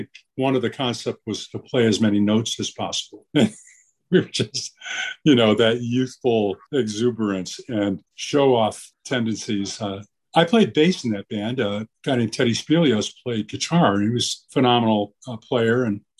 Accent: Elmira, New York, United States; which is the station I listened to when growing up in Elmira, New York

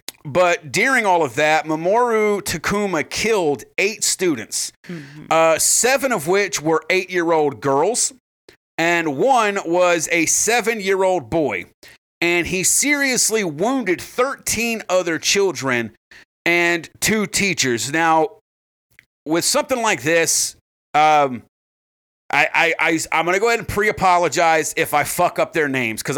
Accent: South Carolina, United States; I'm from South Carolina.

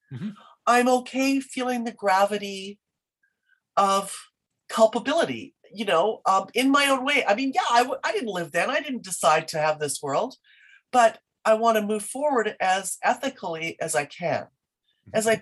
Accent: Canada; I I am Canadian through and through

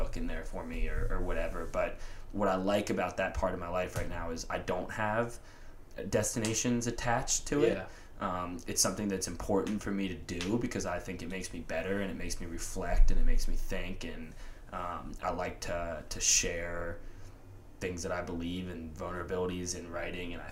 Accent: Atlanta, Georgia, United States; growing up in Atlanta, like I was super into hip hop

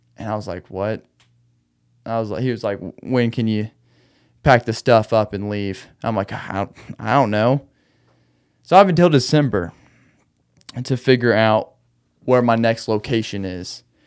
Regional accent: Arkansas, United States; also born or lived in Austin, Texas / Conway, Arkansas; back home in Arkansas

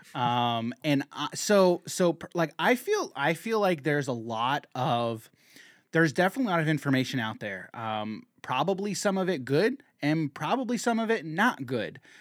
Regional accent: United States; as an American

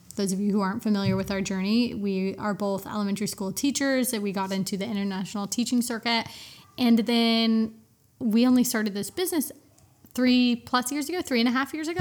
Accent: United States; I'm American

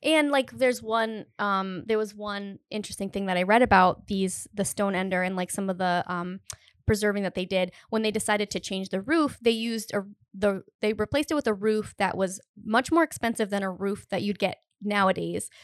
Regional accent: Cumberland, Rhode Island, United States; now in Providence, United States; I'm from Cumberland

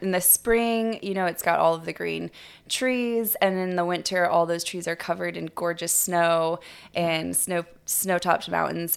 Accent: Kings Beach, California, United States; I grew up in Kings Beach, California, which is, uh, Lake Tahoe, California, and I grew up on the lake

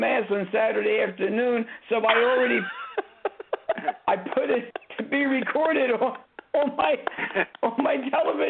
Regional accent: Philadelphia, Pennsylvania, United States; In fact, I'm from Philadelphia.

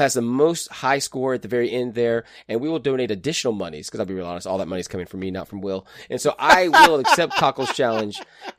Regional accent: United States; as an American

